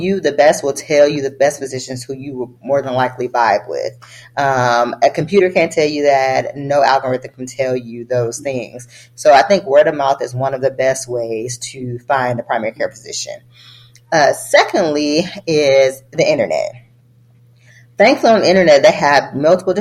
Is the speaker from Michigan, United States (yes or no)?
yes; Detroit, Michigan, United States; moved away as an adult; also born or lived in Boston; I never saw physicians who looked like me growing up in Detroit.